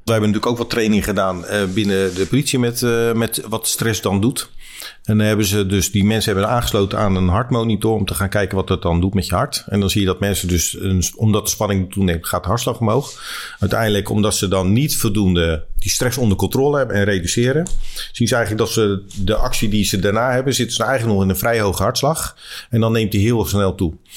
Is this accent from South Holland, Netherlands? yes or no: yes; Leiden, South Holland, Netherlands; ik ben geboren in Leiden.